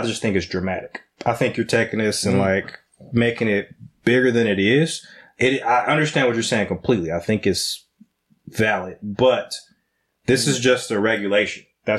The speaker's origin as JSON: {"language": "English", "country": "United States", "said": "We're all American"}